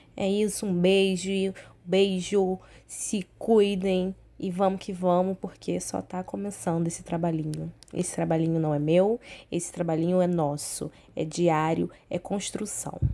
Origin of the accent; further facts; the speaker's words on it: São Pedro da Aldeia, Rio de Janeiro, Brazil; moved away; also born or lived in Cabo Frio; eu sou cabo friense, fui criada em São Pedro Aldeia, alô região dos lagos.